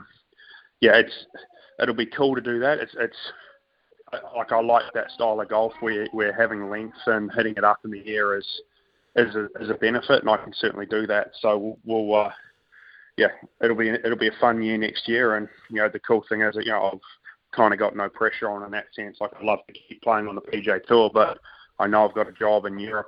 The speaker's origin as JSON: {"language": "English", "country": "New Zealand", "tie": "born or raised there", "said": "growing up in New Zealand"}